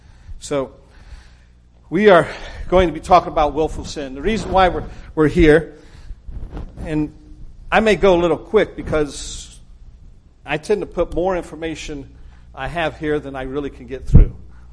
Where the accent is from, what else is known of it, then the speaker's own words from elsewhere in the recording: Texas, United States; accent: not quite Northern, not quite Southern; also born or lived in Arkansas / Memphis / Oklahoma City / Ohio; So my accent isn't quite Northern, not quite Southern. As a young person, I spent a number of years in Texas growing up